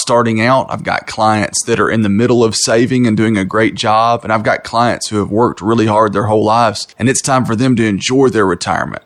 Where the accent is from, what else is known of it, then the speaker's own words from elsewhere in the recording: Knoxville, Tennessee, United States; I was born and raised here in Knoxville